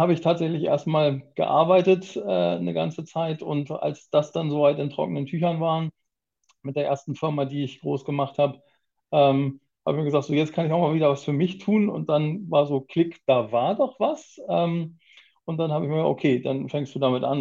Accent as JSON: {"language": "German", "region": "Hamburg", "country": "Germany", "tie": "born or raised there", "said": "Ganz klassisch komme ich nicht aus Japan, aus Hamburg tatsächlich. Ich bin Hamburger Urgestein"}